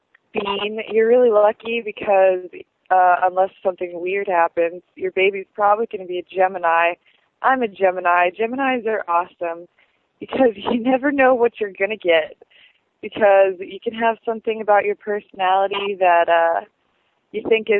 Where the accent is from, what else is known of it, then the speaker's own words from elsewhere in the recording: North Carolina, United States; they're from North Carolina, and I'm from North Carolina.